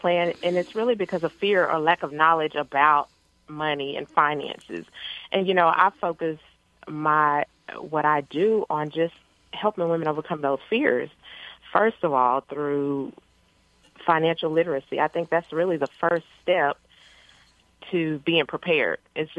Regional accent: Paris, Texas, United States; I grew up in Paris, Texas, which is a little small town in northeast Texas.

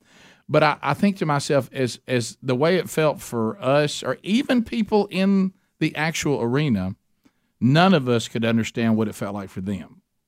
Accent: the South, United States; We're from the South.

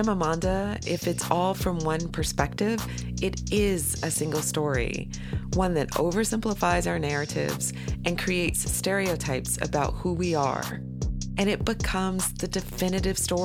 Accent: Atlanta, Georgia, United States; in Atlanta, my hometown.

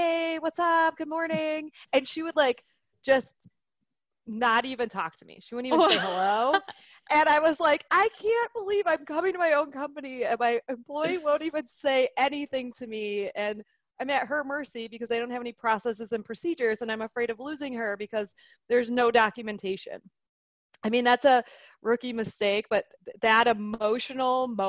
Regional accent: Detroit, Michigan, United States; now in Nebraska, United States; I'm from Detroit

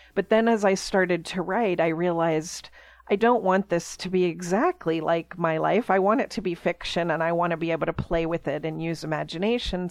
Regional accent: Pittsburgh, Pennsylvania, United States; I grew up in Pittsburgh, Pennsylvania

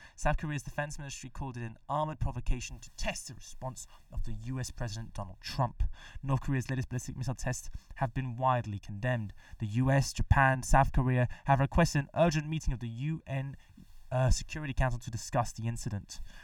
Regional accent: Mexico; moved away; back in my home country, Mexico

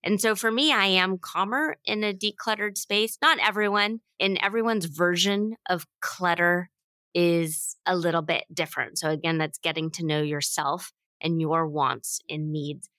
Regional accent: United States; we have always had this bit of a anti-colonialism pioneer drive to being American

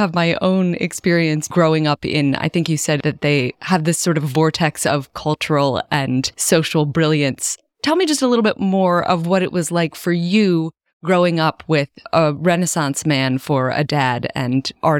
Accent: Philadelphia, Pennsylvania, United States; I'm also from Philadelphia.

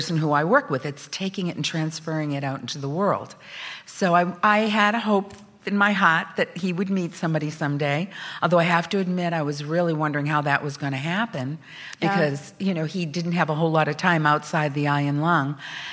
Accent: Salem, Massachusetts, United States; I grew up in Salem, Massachusetts.

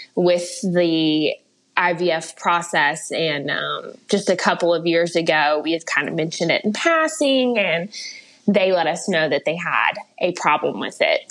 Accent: West Virginia, United States; I'm from West Virginia

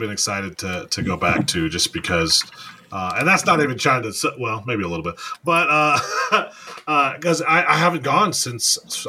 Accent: Northeast Ohio, United States; I'm from Northeast Ohio. Jog Lake was my spot.

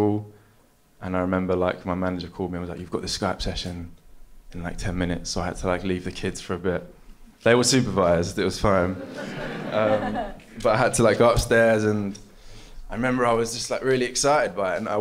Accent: London, United Kingdom; I'm from London

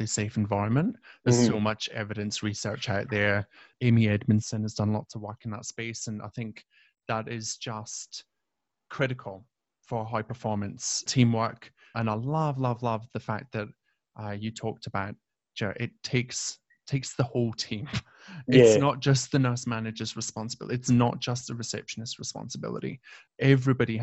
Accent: Hawick, Scotland, United Kingdom; Not in my hometown

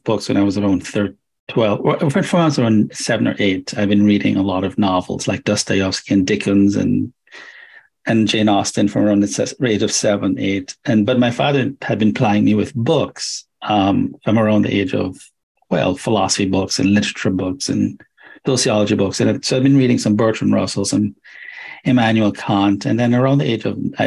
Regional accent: Jamaica; moved away as an adult; also born or lived in Atlanta / Purdue; now in United States; I left Jamaica when I was around 20

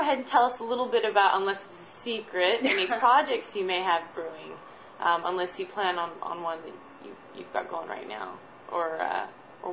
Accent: St. George, Utah, United States; I'm from St. George, Utah. It's an hour and a half from Vegas.

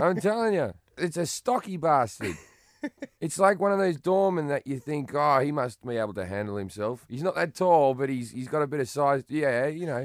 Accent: Australia; moved away; I consider myself English, even though I'm Australian

